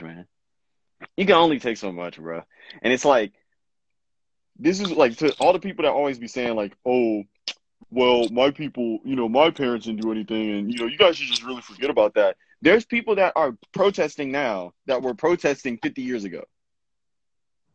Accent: New York, United States; being from Harlem, like, having, like, you know, family from Harlem

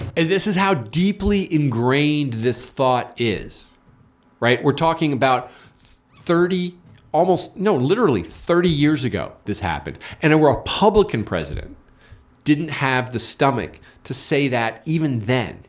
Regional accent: California, United States; I'm from California

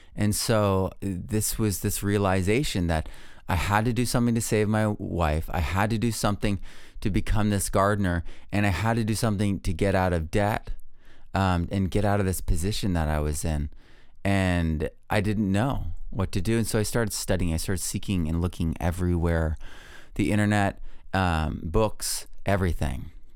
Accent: New England, United States; I grew up in New England

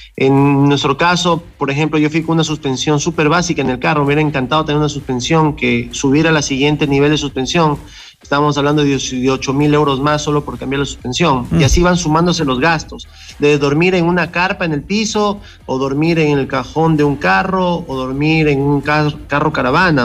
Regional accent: Ecuador; soy el primer ecuatoriano

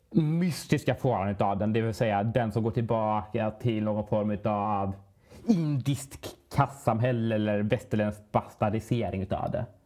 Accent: Sweden; vi svenskar

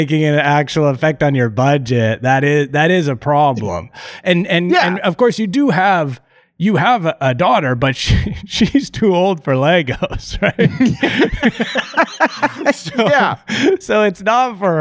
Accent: Canada; I'm Canadian.

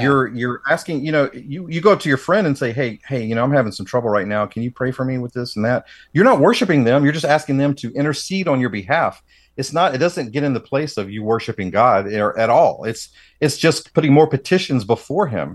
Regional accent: Tennessee, United States; growing up in the South myself

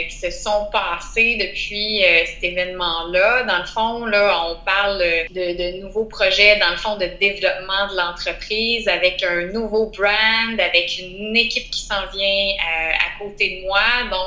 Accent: Outaouais, Quebec, Canada; je viens de la région de l'Outaouais.

